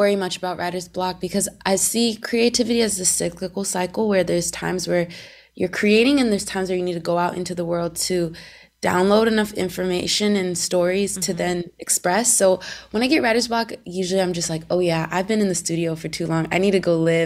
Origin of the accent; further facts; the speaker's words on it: Seattle, Washington, United States; now in Los Angeles, United States; I grew up in Seattle